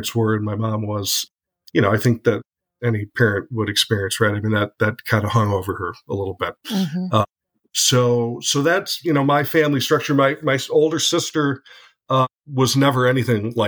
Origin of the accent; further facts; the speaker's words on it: Detroit area, Michigan, United States; I grew up around the Detroit area in a suburb just outside of the city, probably about 5 miles from the dividing line, which is 8 Mile